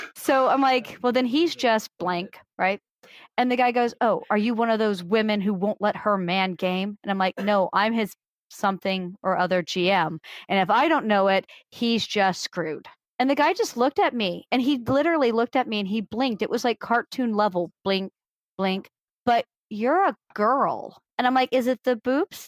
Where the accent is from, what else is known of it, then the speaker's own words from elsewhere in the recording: Missouri, United States; also born or lived in Illinois; I moved to Missouri fifth, sixth grade, something like that. I've been in Missouri the rest of that time